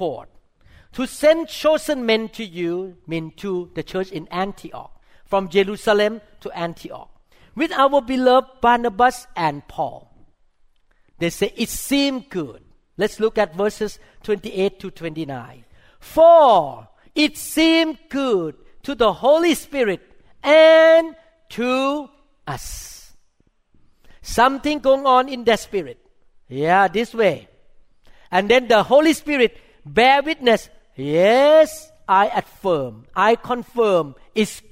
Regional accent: Thailand; I'm a Thai Christian. I mean, I grew up in Thailand

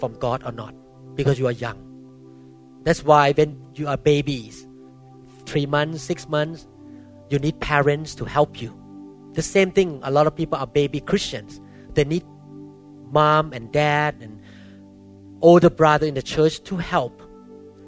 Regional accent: Thailand; moved away; my background when I grew up in Thailand

